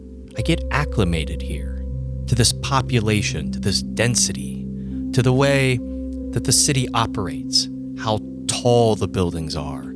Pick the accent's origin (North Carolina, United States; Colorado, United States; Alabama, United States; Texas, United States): Alabama, United States; In fact, growing up, I grew up just outside of Huntsville, Alabama. And that was the biggest city that I knew.